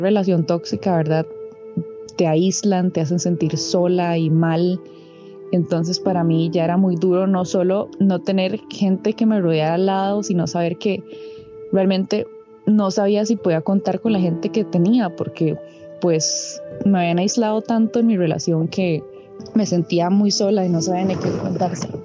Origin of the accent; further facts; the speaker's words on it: Cartago, Costa Rica; moved away as an adult; also born or lived in Heredia; yo soy de Cartago originalmente. Me tuve que ir a mudar hasta Heredia porque entré a la Universidad Nacional